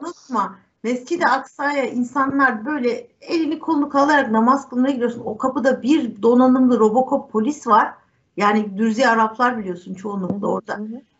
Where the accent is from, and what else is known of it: Turkey